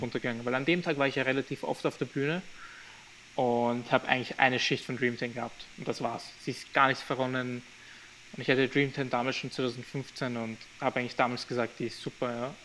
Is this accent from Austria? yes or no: yes; Graz, Styria, Austria; also born or lived in Albania; I'm born in the same city like him